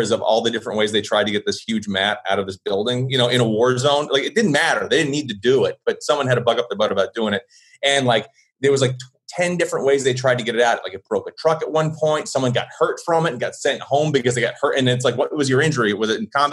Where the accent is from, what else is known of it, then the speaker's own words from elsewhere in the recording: Blue Island, Illinois, United States; accent: Chicago; There's my Chicago accent coming out because I was born in Blue Island